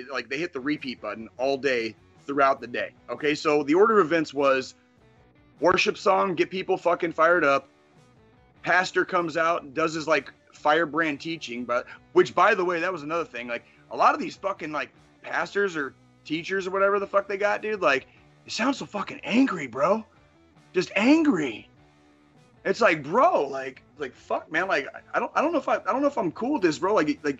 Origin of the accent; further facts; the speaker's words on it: Midwest, United States; I was born in the Midwest and I had grown up like notionally Christian, right?